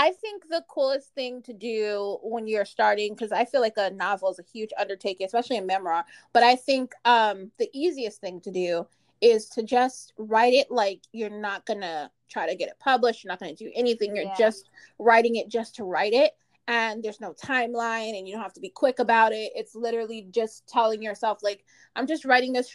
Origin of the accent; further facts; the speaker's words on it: Maplewood, New Jersey, United States; also born or lived in Newark, New Jersey; I was raised in Maplewood